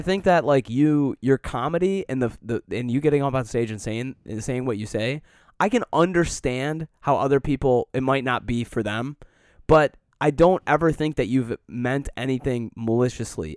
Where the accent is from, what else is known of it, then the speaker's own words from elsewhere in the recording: Detroit, Michigan, United States; moved away; also born or lived in Colorado; I grew up in Metro Detroit